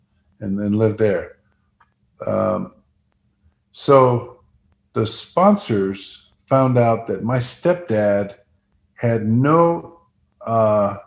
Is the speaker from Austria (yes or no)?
no; Netherlands; moved away; I was born in the Netherlands, 1950.